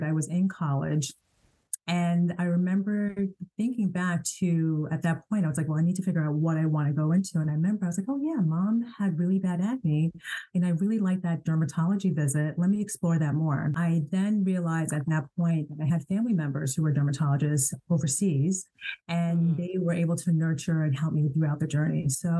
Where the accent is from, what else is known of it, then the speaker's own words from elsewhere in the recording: Ghana; I'm a Ghanaian, and my parents are both doctors, you know, being African